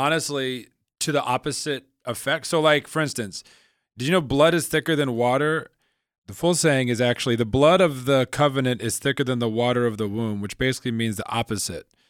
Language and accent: English; Midwest, United States; moved away; also born or lived in New York City; I grew up in the Midwest